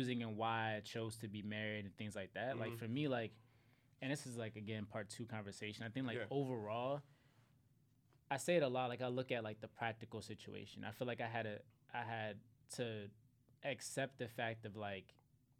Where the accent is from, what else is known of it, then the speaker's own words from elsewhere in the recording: Philadelphia, Pennsylvania, United States; growing up in Philly